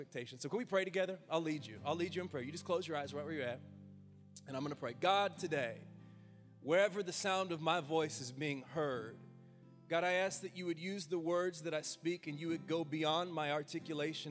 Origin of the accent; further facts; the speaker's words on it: United States; us as the American people, as your church